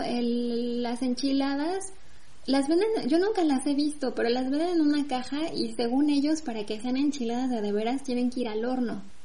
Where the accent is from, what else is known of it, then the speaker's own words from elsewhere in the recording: Mexico; now in France; soy mexicana